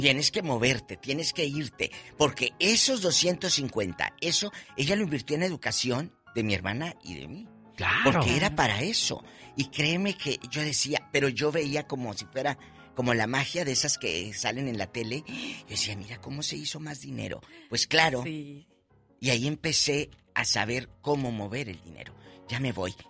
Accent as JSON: {"language": "Spanish", "town": "Matamoros", "region": "Tamaulipas", "country": "Mexico", "tie": "born or raised there", "moved": "yes", "said": "mi tierra, ahí en el parque industrial, de Matamoros"}